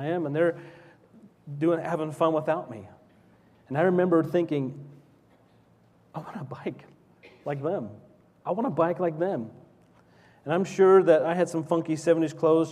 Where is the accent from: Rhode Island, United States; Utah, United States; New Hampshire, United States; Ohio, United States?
Utah, United States; Salt Lake City; when I was 5 or 6 growing up in Salt Lake City, Utah, in the early 70s